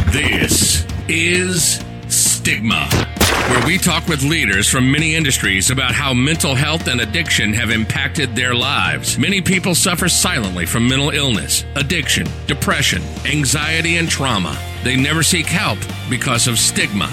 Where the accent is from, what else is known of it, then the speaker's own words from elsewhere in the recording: Kentucky, United States; moved away as an adult; now in New York City, United States; I was born and raised in Kentucky, and my wife is an actress. So we moved to New York